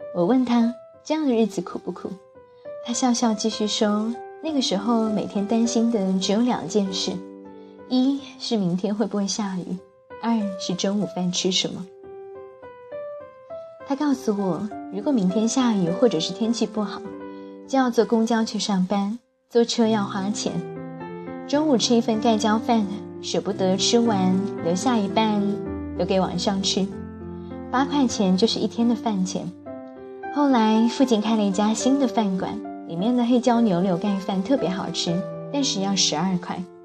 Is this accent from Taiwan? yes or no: no; Jiangnan water towns, China; 我一个从小在江南水乡长大的小孩